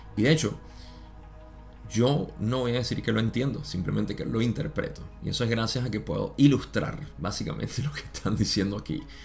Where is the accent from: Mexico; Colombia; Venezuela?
Venezuela; en mi país